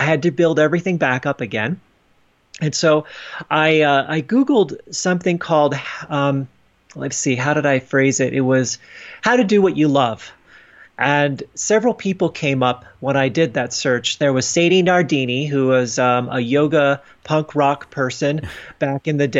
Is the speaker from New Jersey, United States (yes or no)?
yes; New Jersey, United States; moved away; I knew that I wanted to go back to my hometown in New Jersey to spend some time with my family